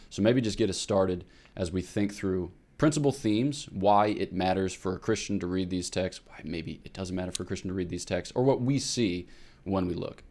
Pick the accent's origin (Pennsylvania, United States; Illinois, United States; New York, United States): Pennsylvania, United States; Newtown; I'm from Newtown, Pennsylvania, which is thirty-five minutes northeast of Philadelphia